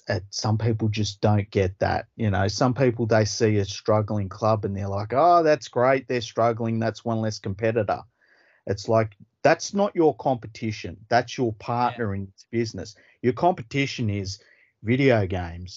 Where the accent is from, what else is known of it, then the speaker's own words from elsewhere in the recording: Australia; I'm Australian.